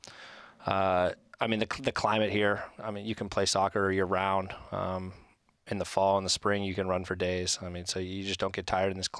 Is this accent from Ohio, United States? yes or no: yes; Akron, Ohio, United States; also born or lived in Pittsburgh, Pennsylvania; now in Portland, United States; I was born in Pittsburgh. Grew up most of my childhood right outside of Akron, Ohio.